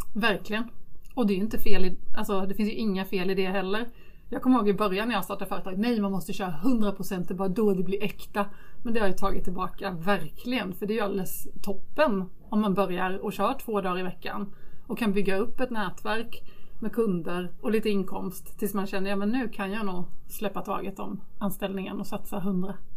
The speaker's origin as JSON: {"language": "Swedish", "region": "Småland", "country": "Sweden", "tie": "born or raised there", "accent": "Småländska", "said": "Småländsk som ni hör. Eh, jag växte upp i Småland i en trygg liten"}